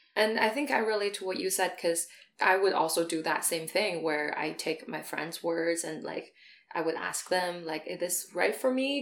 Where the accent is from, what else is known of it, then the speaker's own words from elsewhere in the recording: China; moved away as an adult; I grew up in China until I was 18